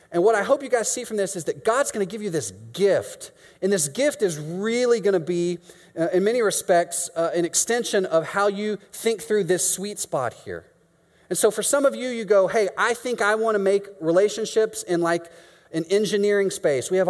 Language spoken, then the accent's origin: English; Mexico; moved away as an adult; now in Chicago, United States; yes, I'm from Mexico.